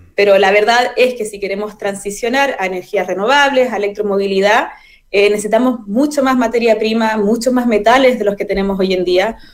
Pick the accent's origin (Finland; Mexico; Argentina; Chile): Chile; also born or lived in Valdivia; parte de la identidad que somos como chilenos